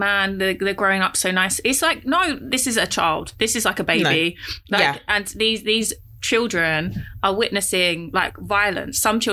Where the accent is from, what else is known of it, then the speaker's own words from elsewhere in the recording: Essex, East of England, United Kingdom; I grew up in Essex, and like, I lived opposite like a farm